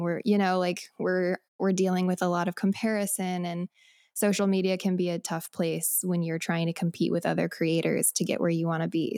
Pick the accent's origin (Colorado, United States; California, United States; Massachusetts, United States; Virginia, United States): Colorado, United States; moved away as an adult; also born or lived in Nashville; now in Los Angeles, United States; I am from Colorado